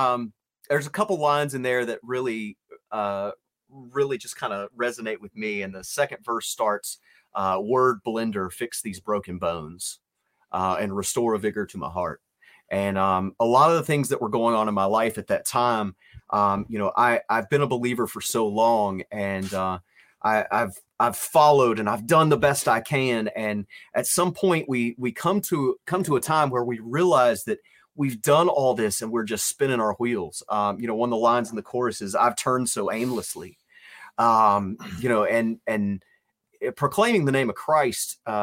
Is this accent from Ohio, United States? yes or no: no; Virginia, United States; I don't know where my accent is from. Apparently somewhere in the Midwest. But I'm from Virginia.